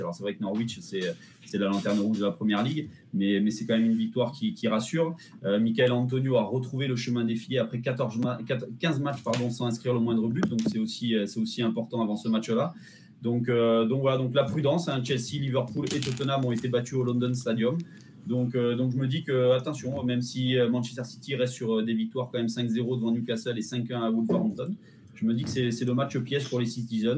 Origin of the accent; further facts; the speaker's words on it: Clermont-Ferrand, Auvergne-Rhône-Alpes, France; moved away as an adult; also born or lived in south of France; depuis que j'ai quitté Clermont et, et, que je suis maintenant dans le sud de la France